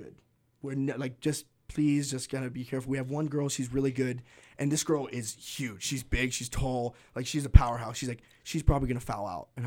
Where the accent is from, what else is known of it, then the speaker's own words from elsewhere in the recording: Tri-Cities, Washington, United States; I'm from the Tri-Cities